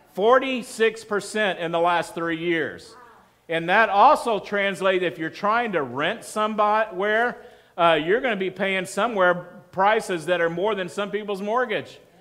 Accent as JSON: {"language": "English", "region": "Texas", "country": "United States", "also_born_or_lived": "Colorado Springs", "moved": "yes", "said": "I'm from Texas"}